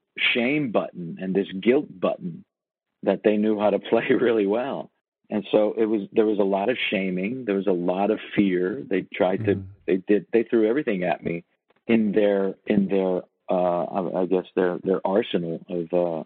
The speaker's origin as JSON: {"language": "English", "town": "Toronto", "region": "Ontario", "country": "Canada", "tie": "born or raised there", "also_born_or_lived": "New York", "moved": "as an adult", "said": "I moved away from Toronto"}